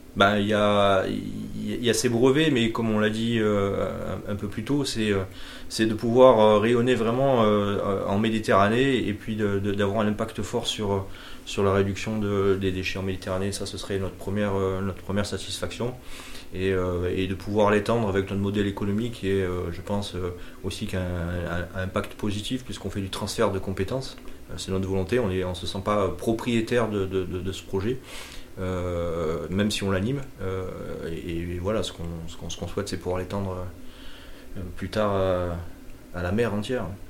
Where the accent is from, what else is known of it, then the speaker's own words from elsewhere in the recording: Marseille, Provence-Alpes-Côte d'Azur, France; Je suis né à Marseille, j'ai grandi